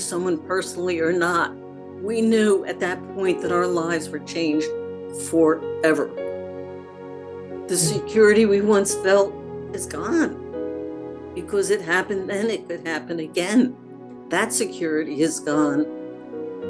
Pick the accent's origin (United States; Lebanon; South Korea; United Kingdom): United States; as an American